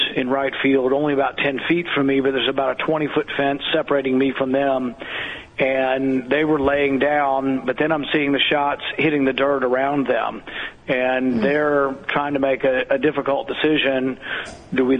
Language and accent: English; the South, United States; I grew up in the South